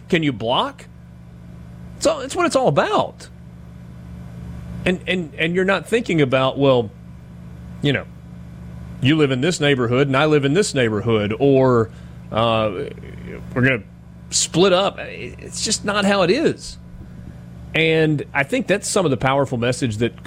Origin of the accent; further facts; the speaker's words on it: Oxford, Mississippi, United States; I grew up here in Oxford. I went to Oxford High School